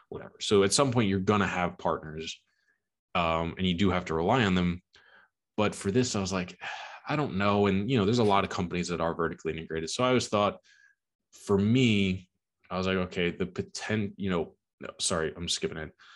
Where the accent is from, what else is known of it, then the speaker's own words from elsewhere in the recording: Long Island, New York, United States; I am from Long Island, New York, born and raised